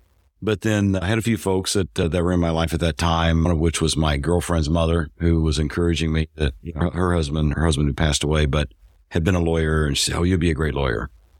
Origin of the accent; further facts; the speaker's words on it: Missouri, United States; I'm originally from Missouri. Grew up on a farm in north central Missouri.